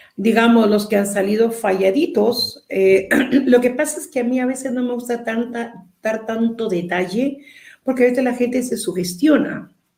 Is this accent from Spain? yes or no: no; Peru; todos los dos somos peruanos